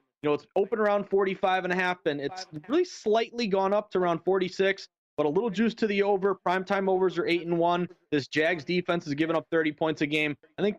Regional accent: the Berkshires, Western Massachusetts, United States; I'm from New England, born and raised Western Massachusetts, the Berkshires.

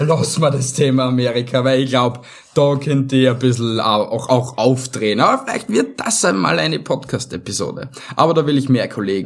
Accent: Vienna, Austria; bei uns in Wien

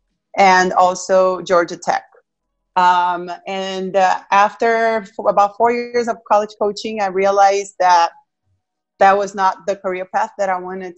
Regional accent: Brazil; moved away as an adult; also born or lived in Argentina; now in United States; I'm originally from Brazil, like I said. I've been in the United States for 14 years

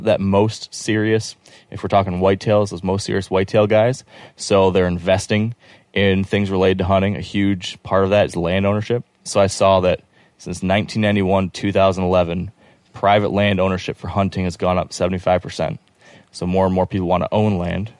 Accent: Michigan, United States; I'm from Michigan

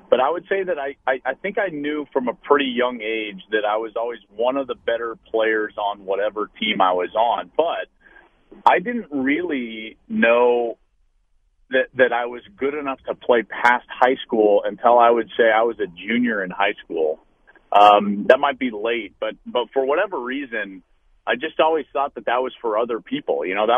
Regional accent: Arvada, Colorado, United States; Denver, Colorado, just outside. It's actually a town called Arvada. And Arvada is actually directly between Boulder and Denver. So I grew up very close to the University of Colorado.

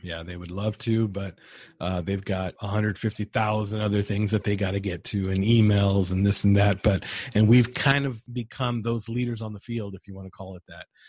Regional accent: San Diego, California, United States; moved away as an adult; now in San Antonio, United States; born and raised in San Diego

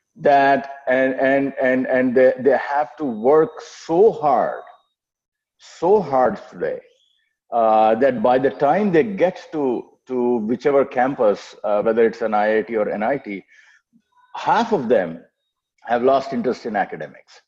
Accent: Ranchi, Jharkhand, India; moved away as an adult; also born or lived in Kanpur / United States; I'm a, uh, a, Telugu by birth, but was born and raised in Ranchi, then Bihar, now Jharkhand

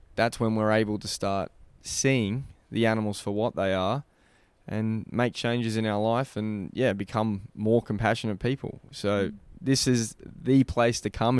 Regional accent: Australia; our country

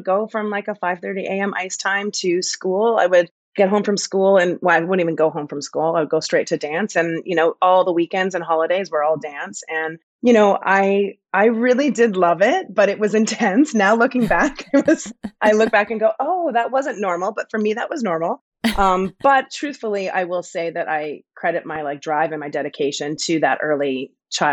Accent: Edmonton, Alberta, Canada; moved away as an adult; also born or lived in Vancouver; I'm originally from Edmonton, Alberta, Canada

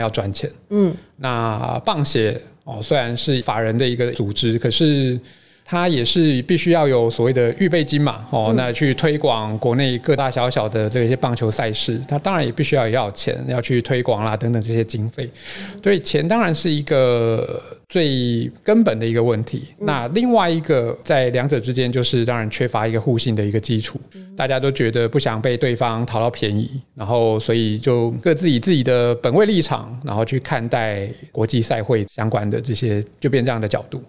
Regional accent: Taiwan; 我们台湾人做事哦，多少都是事到临头了

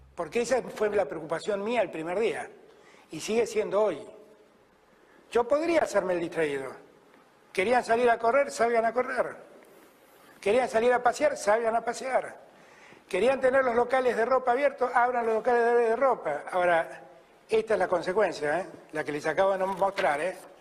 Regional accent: Argentina; como argentino

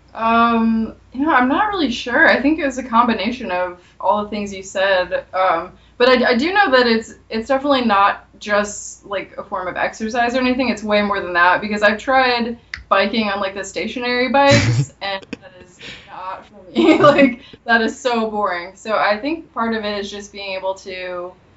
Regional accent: St. Louis, Missouri, United States; moved away as an adult; also born or lived in Los Angeles, United States; I'm from St. Louis originally, and um, basically I went to college in Missouri as well

